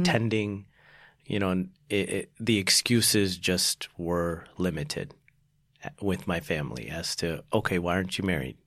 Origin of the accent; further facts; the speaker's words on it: Houston, Texas, United States; also born or lived in Salt Lake City, Utah; Then we moved to Texas. That's where I grew up.